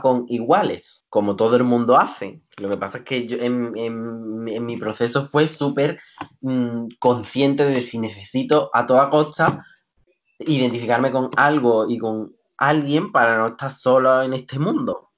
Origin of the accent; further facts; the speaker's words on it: Seville, Andalusia, Spain; Andalucía, mi pueblo, mm, Sevilla